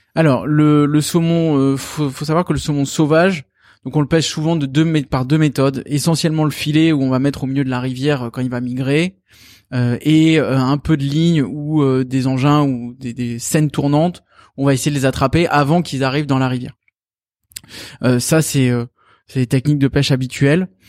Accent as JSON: {"language": "French", "country": "France", "said": "chez nous en France"}